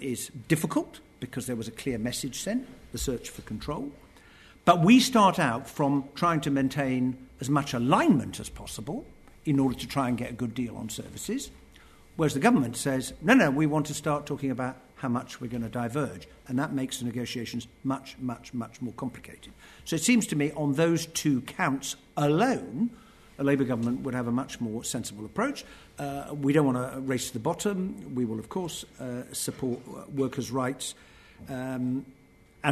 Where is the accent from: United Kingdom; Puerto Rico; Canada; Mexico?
United Kingdom; I am a quarter English. I'm a quarter Scots. I'm half American. I am British, I am European, I'm a citizen of the world